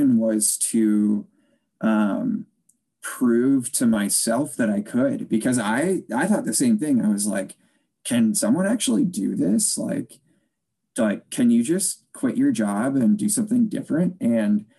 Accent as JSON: {"language": "English", "town": "Chicago", "region": "Illinois", "country": "United States", "tie": "born or raised there", "also_born_or_lived": "Des Moines, Iowa", "said": "I grew up just outside Chicago, Illinois"}